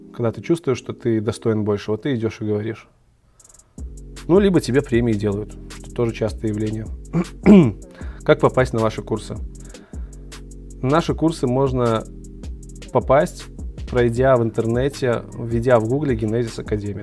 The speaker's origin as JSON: {"language": "Russian", "region": "Minsk", "country": "Belarus", "said": "Я из Беларуси, Минск"}